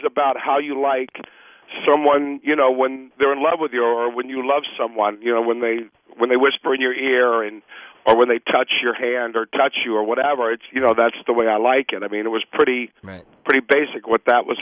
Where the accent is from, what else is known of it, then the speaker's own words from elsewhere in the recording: Miami, Florida, United States; I grew up in Miami